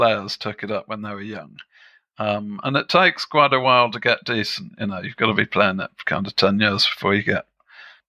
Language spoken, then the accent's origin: English; England, United Kingdom; also born or lived in Germany; back in England, when I was a kid, I used to think that we played croquet back on our back lawn.